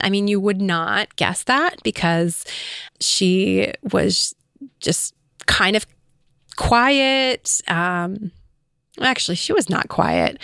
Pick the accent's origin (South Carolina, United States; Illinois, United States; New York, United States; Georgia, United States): Illinois, United States; also born or lived in California; we moved to Illinois.